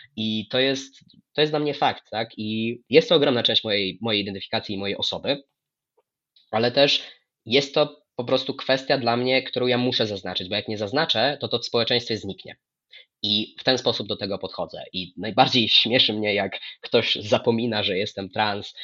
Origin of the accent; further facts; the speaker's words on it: Lublin Voivodeship, Poland; byłem u siebie, na Lubelszczyźnie